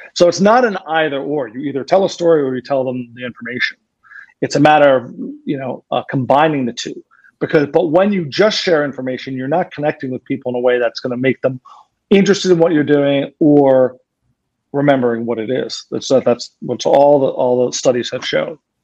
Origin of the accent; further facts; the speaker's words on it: Philadelphia, Pennsylvania, United States; I'm from Philadelphia